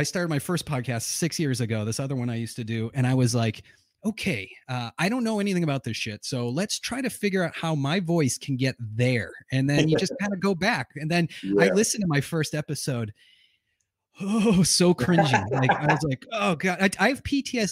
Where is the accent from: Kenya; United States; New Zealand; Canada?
United States; New England; I'm from New England